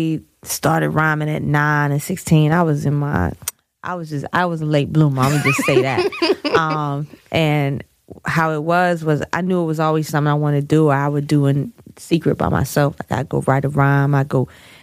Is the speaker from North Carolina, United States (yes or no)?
yes; Snow Hill, North Carolina, United States; I'm from Snow Hill, North Carolina.